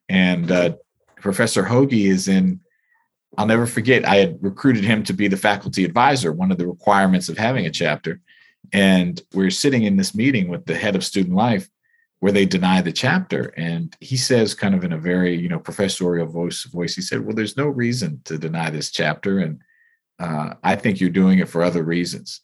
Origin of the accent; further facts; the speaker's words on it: United States; as a child, you know, here growing up in America